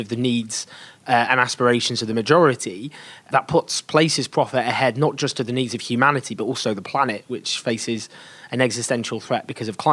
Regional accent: England, United Kingdom; I'm English

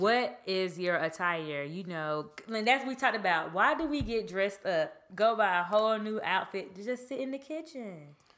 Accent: Georgia, United States; I'm from Georgia

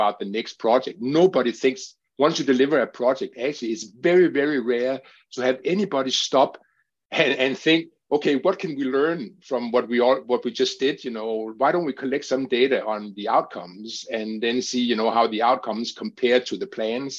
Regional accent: Denmark; my home country, which is Denmark

